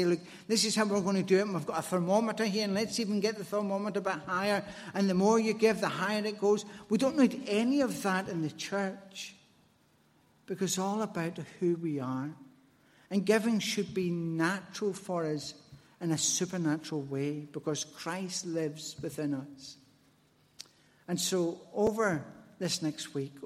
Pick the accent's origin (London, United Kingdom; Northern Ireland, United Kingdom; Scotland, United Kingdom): Scotland, United Kingdom; Glasgow; as a Glaswegian